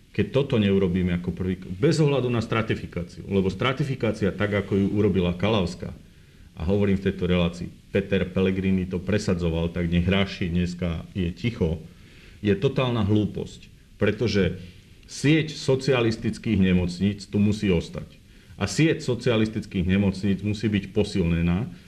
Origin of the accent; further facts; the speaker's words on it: Revúca, Banská Bystrica Region, Slovakia; Ja som z Revúcej